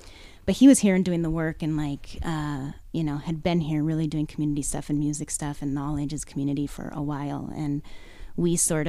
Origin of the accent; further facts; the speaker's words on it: Seattle, Washington, United States; I came from Seattle, which obviously is a very different world, you know, in terms of fundraising.